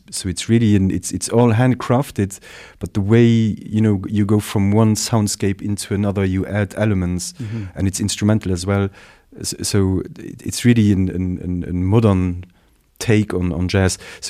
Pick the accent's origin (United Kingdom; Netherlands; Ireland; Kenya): Netherlands; accent: Dutch; English is a second language; As you say, you know, it's my Dutch accent here